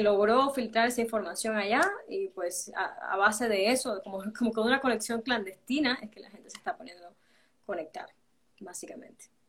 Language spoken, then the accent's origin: Spanish; Cuba; now in Guatemala; siendo caribeña